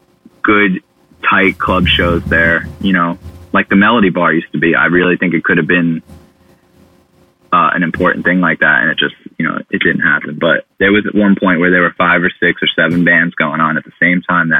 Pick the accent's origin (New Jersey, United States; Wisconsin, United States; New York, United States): New Jersey, United States; Bayonne; So the craziest thing about growing up in Bayonne was Nick Murata.